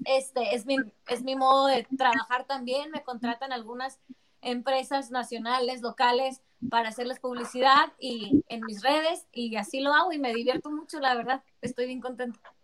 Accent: Mexicali, Baja California, Mexico; Yo soy la única que soy de Mexicali

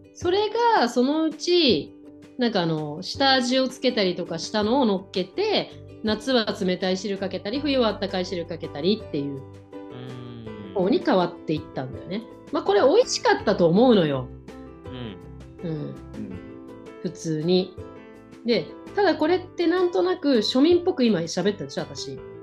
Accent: Edokko, Tokyo, Japan; 江戸っ子ってせっかちじゃんそれ私よく言われる

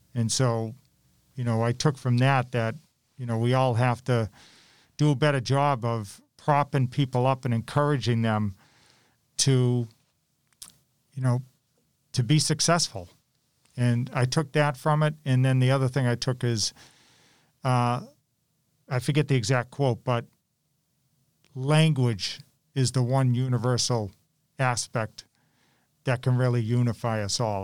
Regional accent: Malden, Massachusetts, United States; Malden High School that I knew I wanted to be mayor of my hometown one day

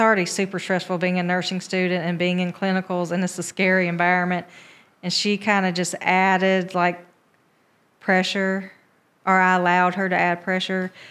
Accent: Americus, Georgia, United States; born or raised there; moved away as an adult; also born or lived in Albany, Georgia / Columbus / Atlanta

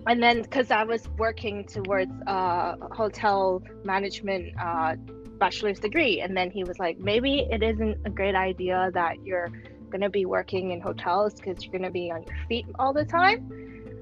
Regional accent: Hong Kong; also born or lived in Switzerland / France / Paris; I'm born and raised in Hong Kong

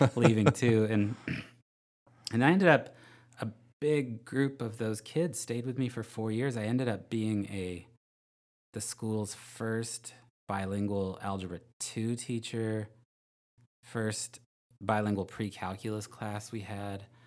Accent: Vacaville, California, United States; also born or lived in Albuquerque; I'm from Vacaville

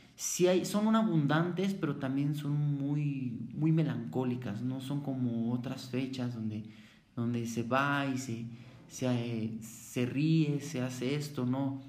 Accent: Mexico City, Mexico; Yo soy de la Ciudad de México, soy de una colonia. La colonia se llama Santa María la Ribera

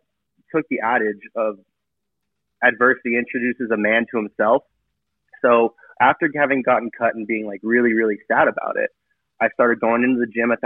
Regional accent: San Diego, California, United States; originally I'm from San Diego, grew up there

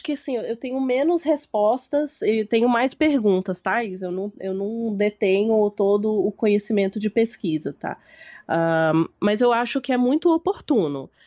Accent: Belo Horizonte, Minas Gerais, Brazil; moved away as an adult; now in São Paulo, Brazil; Eu nasci em Belo Horizonte, então eu sou sua conterrânea. Nós, nós somos da mesma cidade. É, eu, então, eu sou de Belo Horizonte, eu moro em São Paulo tem mais ou menos 10 anos. É, vim para fazer faculdade

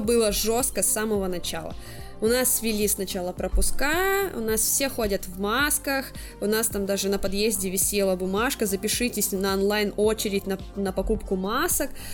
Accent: Blagoveshchensk, Amur Oblast, Russia; moved away as an adult; now in China; Мы живем в Благовещенске с молодым человеком

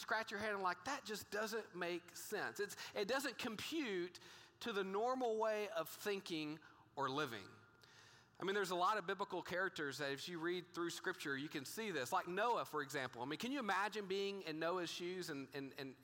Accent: Texas, United States; I grew up in a small town in Texas

